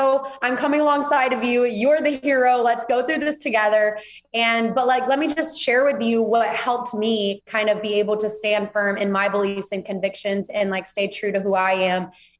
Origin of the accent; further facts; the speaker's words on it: Auburn, Alabama, United States; now in Texas, United States; So I grew up, born and raised in Alabama, lived there my whole life, just moved to Texas 6 months ago.